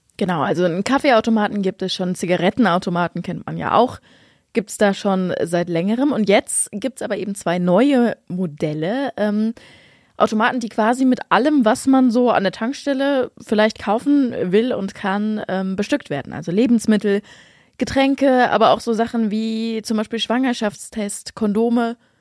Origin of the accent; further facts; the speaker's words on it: Lower Saxony, Germany; bei uns in Niedersachsen